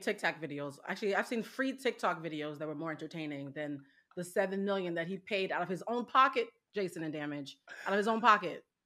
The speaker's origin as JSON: {"language": "English", "town": "Boston", "region": "Massachusetts", "country": "United States", "said": "I am from Boston, Massachusetts"}